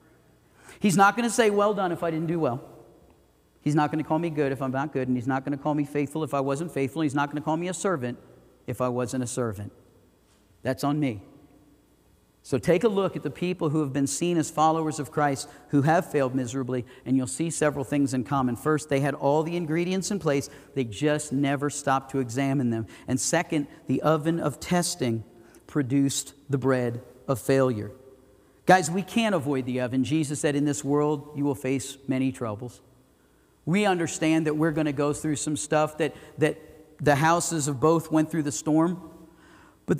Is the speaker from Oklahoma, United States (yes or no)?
no; the Everglades, Florida, United States; now in Idaho Falls, United States; I grew up in the Everglades